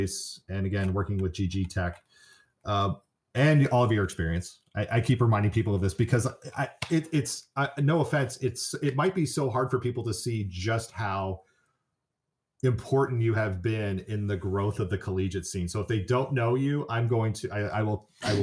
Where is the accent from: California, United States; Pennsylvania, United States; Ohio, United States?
California, United States; San Francisco area; moved away as an adult; also born or lived in Indiana; I'm one who went from California growing up in the San Francisco area to Indiana to go to college.